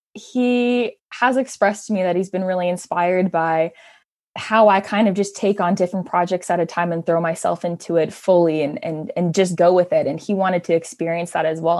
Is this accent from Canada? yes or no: yes; Hamilton, Ontario, Canada; born and raised in Hamilton, love my city.